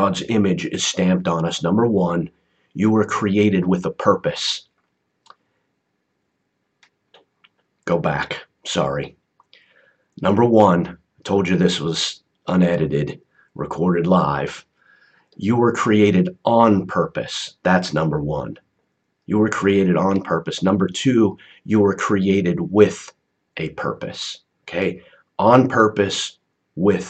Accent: United States; growing up in the United States

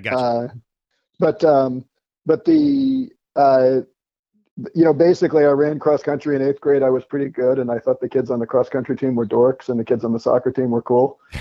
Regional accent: Westchester County, New York, United States; moved away as an adult; also born or lived in Ireland / Indiana; we moved to Westchester County, New York when I was six and lived there until you know, I went to college

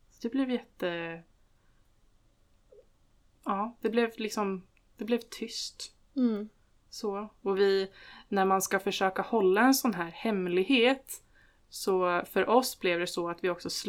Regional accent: Stockholm County, Sweden; jag växte upp eh, utanför Stockholm eh, tillsammans med min mamma och pappa.

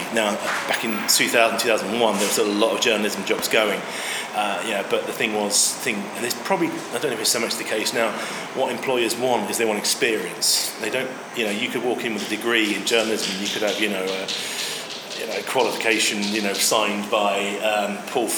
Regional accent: Chichester, South East England, United Kingdom; also born or lived in Yorkshire; now in London, United Kingdom; I was born in Chichester in West Sussex back in the mid-70s and found my way to London eventually

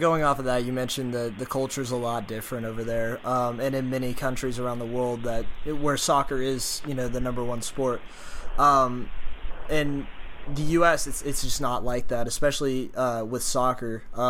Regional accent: Central Texas, United States; growing up in Central Texas and playing for Lone Star

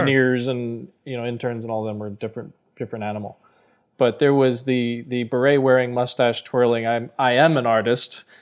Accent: New Jersey, United States; I'm from Jersey

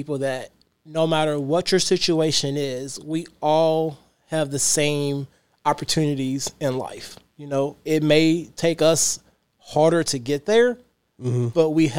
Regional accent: Louisville, Kentucky, United States; I grew up in the West End and I was proud. I mean, I loved my hood because it was, you know, It was like our little town.

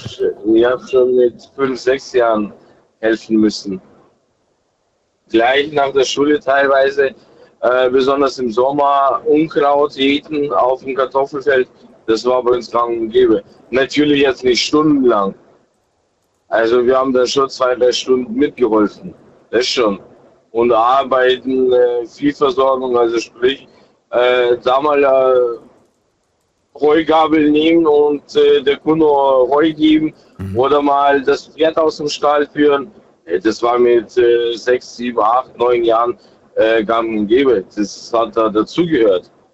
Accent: Germany; born or raised there; also born or lived in Kazakhstan; now in Regensburg, Germany

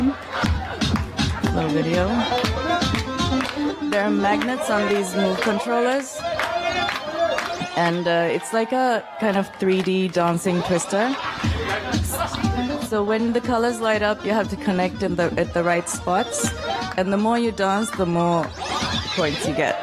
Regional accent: Male, Maldives; This is where I'm from. I'm from the Maldives, and this is my island, Male.

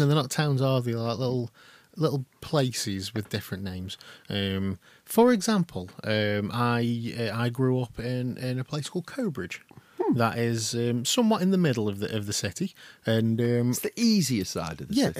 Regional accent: Stoke-on-Trent, West Midlands, United Kingdom; we are all from Stoke on Trent

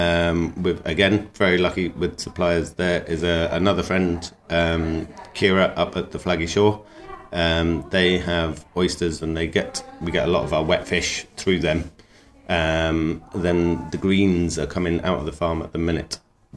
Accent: Cambridge, East of England, United Kingdom; also born or lived in Devon; now in Ireland; I was born near Cambridge and then I grew up there for a while and then down into Devon. And then I've lived all around the world and I arrived in Ireland about 8 years ago on a whim

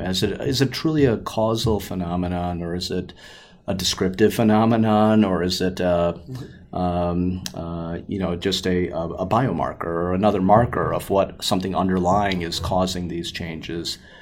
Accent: Chicago, Illinois, United States; also born or lived in Naperville, Illinois; growing up in the Chicagoland area um, and doing all of my schooling and training here

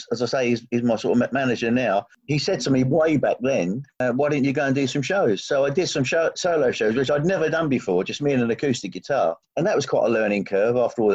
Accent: United Kingdom; I'm proudly British

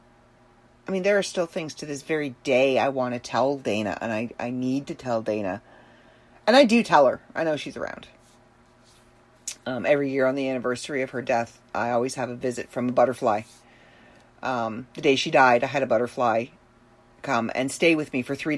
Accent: Ireland; being Irish is very important to the Celtic people, of which I am one

